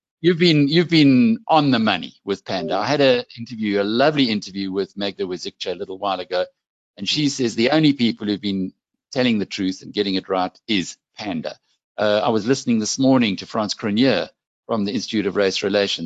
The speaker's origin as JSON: {"language": "English", "region": "KwaZulu-Natal", "country": "South Africa", "said": "But I think we're all South African at the end of the day. But it's just nice for those of us from KZN to raise our heads."}